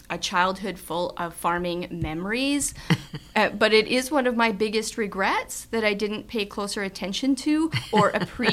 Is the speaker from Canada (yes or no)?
yes; Mossbank, Saskatchewan, Canada; Main Street Moss Bank, my hometown